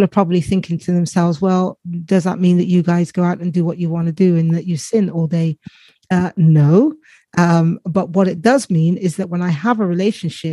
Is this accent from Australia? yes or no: no; the south of England, United Kingdom; accent: south of England; I live in England. Everyone can probably tell by my accent and the south of England, which is why I sound like a farmer